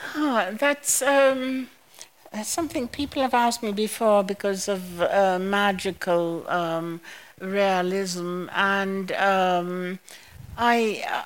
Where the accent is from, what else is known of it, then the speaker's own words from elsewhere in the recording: Massacre, Dominica; now in United States; I went to school in Massac uh, the Massac School